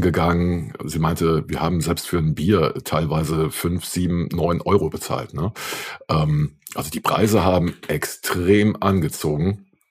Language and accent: German; Saarland, Germany; moved away; also ich komme ja ursprünglich aus dem Saarland